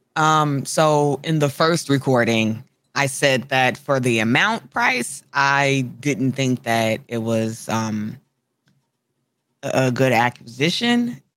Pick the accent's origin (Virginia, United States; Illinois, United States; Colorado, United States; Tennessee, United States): Illinois, United States; Chicago; I'm a Chicagoan.